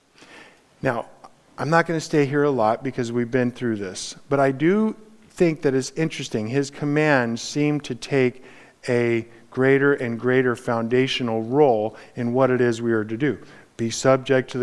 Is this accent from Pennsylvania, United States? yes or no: no; Los Angeles, California, United States; I grew up in Los Angeles.